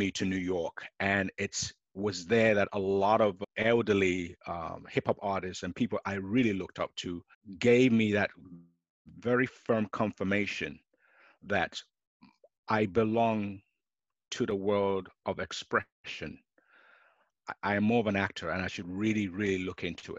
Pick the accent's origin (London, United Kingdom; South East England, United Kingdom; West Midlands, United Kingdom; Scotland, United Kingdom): London, United Kingdom; I was born in London